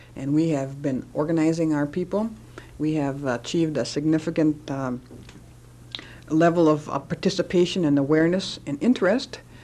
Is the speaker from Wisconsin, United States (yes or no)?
yes; Menominee Indian Reservation, Wisconsin, United States; also born or lived in Milwaukee; I was born and uh, grew up on the Menominee Indian Reservation in Wisconsin